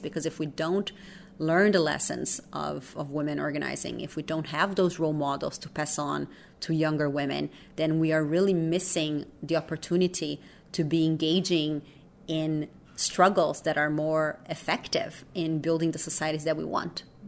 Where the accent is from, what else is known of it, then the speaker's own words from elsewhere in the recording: Brazil; English is a second language; moved away as an adult; also born or lived in New York; I grew up in Brazil